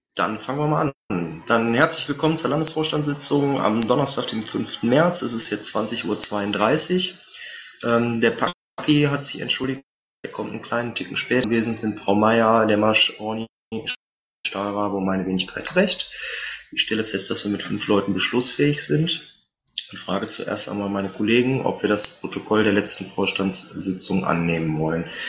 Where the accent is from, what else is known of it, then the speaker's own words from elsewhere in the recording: Meerbusch, North Rhine-Westphalia, Germany; aus meiner Heimatstadt, aus Meerbusch